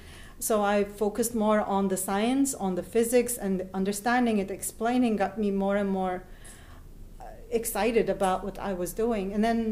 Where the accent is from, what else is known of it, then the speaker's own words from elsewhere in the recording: Turkey; moved away as an adult; now in Raha; I'm from Turkey. I was born and raised and lived in Turkey until I was 35.